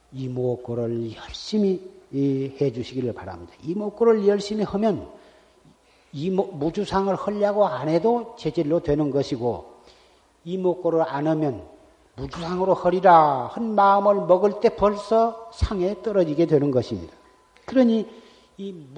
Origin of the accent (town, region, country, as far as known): South Korea